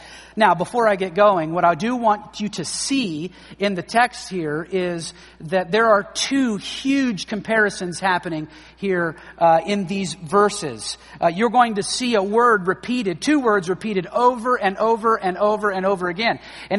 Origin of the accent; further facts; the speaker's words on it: Oklahoma, United States; moved away as an adult; also born or lived in Dallas; I come from Oklahoma